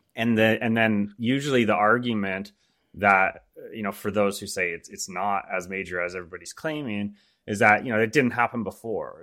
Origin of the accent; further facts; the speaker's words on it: Canada; I'm born and raised in Canada